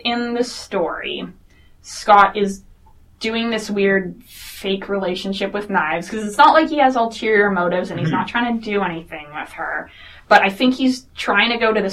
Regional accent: Toronto, Ontario, Canada; I grew up in Toronto

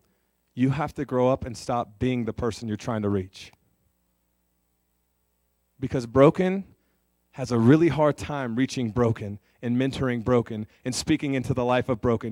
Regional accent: California, United States; moved away as an adult; also born or lived in North Dakota; now in Aberdeen, United States; I'm from California. I actually grew up about 4 hours from John

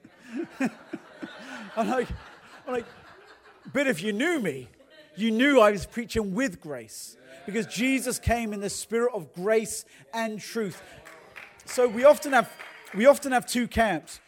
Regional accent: England, United Kingdom; accent: English; now in United States; I'm from England

